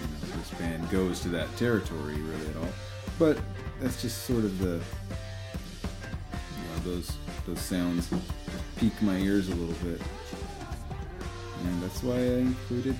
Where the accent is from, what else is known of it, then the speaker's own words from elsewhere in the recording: Texas, United States; moved away; Reminds me of a little bit of my childhood. I grew up in Texas a little bit